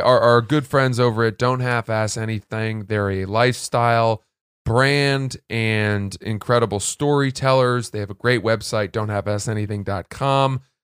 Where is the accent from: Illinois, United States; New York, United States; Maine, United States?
Maine, United States; Freeport; I grew up in Maine